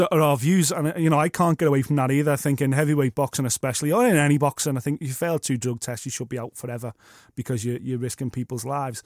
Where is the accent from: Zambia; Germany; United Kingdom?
United Kingdom; As a British fight fan